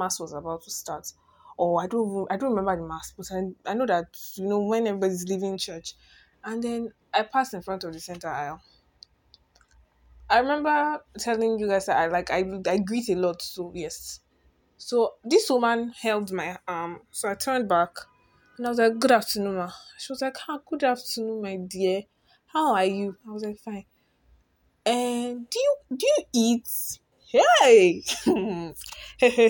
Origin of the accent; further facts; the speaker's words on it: Lagos, Nigeria; I'm simply Nigerian, born and bred in Lagos State